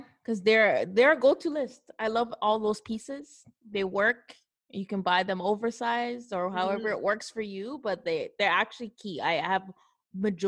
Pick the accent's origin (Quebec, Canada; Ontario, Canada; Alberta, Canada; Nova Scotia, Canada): Ontario, Canada; Toronto; I'm from Toronto